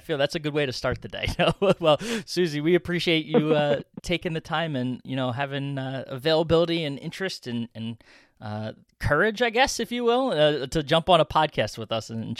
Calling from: Philadelphia, Pennsylvania, United States; You know, I'm talking from Philadelphia over here, so a town of a couple millions. So definitely quaint compared to, to where I sit.

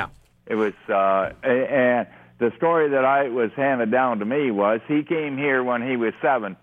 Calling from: Ontario, Canada; Well, it's just outside. It's about 30 minutes from Kitchener.

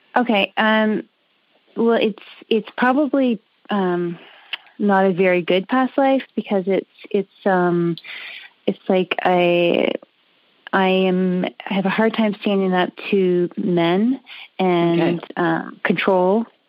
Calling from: Canada; I'm calling from Canada

